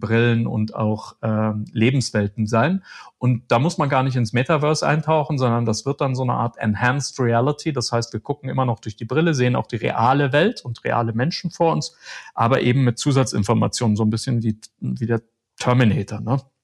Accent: Germany; bei uns in Deutschland

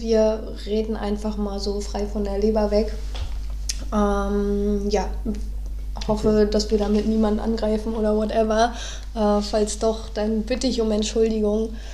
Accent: Neubrandenburg, Mecklenburg-Vorpommern, Germany; moved away as an adult; now in Berlin, Germany; ich wurde in Neubrandenburg geboren

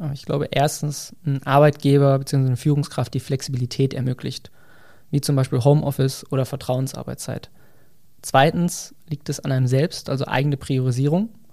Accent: near Bielefeld, North Rhine-Westphalia, Germany; moved away as an adult; also born or lived in Saarbrücken; Ich bin in der Nähe von Bielefeld aufgewachsen

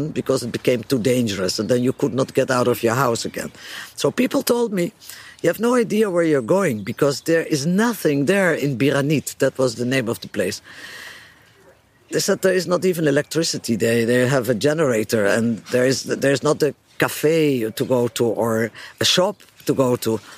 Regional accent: Netherlands; I met Andre in Holland. I'm, I'm from Holland, and he was from Israel

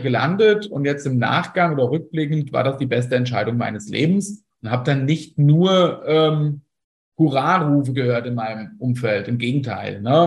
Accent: Fulda, Hesse, Germany; ich bin aus Fulda

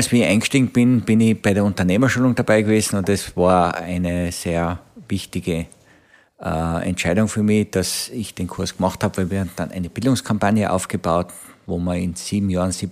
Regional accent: Tyrol, Austria; now in Vienna, Austria; bin ursprünglich aus Tirol nach Wien gekommen und jetzt bin ich in Wien praktisch seit 40, fast 40 Jahre

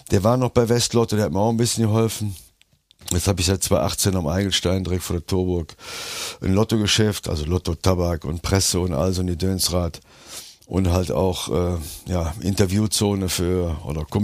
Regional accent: Cologne, North Rhine-Westphalia, Germany; born there; Ja, ich bin ja in Köln geboren, meine Kinder leben in Köln.

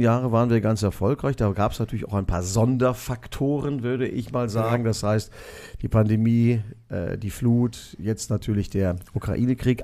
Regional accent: Neuss, North Rhine-Westphalia, Germany; moved away as an adult; also born or lived in Düsseldorf / Cologne; bin ich in Neuss groß geworden

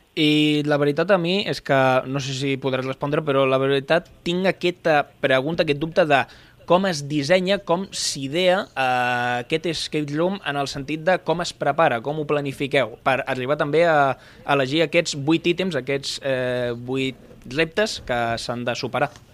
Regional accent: Province of Tarragona, Catalonia, Spain; som de la província de Tarragona

